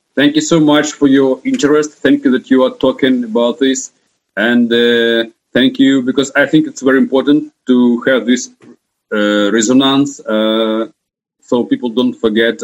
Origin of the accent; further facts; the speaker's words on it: Kharkiv, Kharkiv Oblast, Ukraine; I am from Ukraine